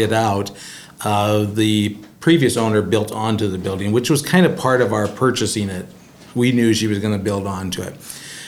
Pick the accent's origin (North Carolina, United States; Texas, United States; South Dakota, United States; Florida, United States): South Dakota, United States; moved away as an adult; now in Marion, Illinois, United States; I'm originally from South Dakota